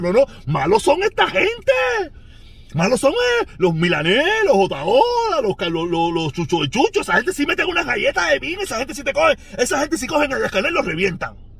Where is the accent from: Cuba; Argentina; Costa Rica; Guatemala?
Cuba; moved away; todos somos cubanos